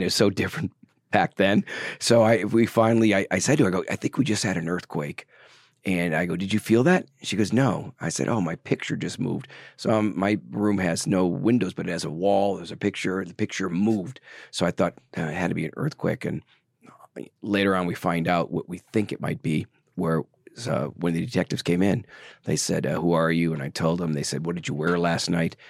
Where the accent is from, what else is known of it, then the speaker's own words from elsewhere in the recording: Milwaukee, Wisconsin, United States; moved away; also born or lived in Los Angeles; I came from Wisconsin, Milwaukee, large family